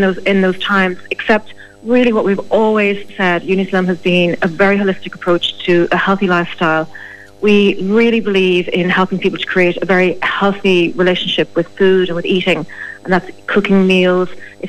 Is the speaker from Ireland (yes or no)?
yes; Ireland; Well, we are Irish.